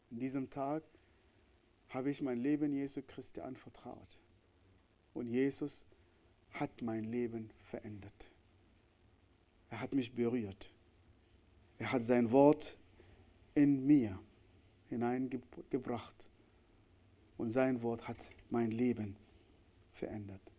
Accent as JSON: {"language": "German", "region": "Northern", "country": "Sudan", "tie": "born there", "said": "Wie ich am Anfang gesagt habe, ich bin im Nordsudan geboren, in diese, diese islamische Gesellschaft, wo ich Menschen gehasst habe."}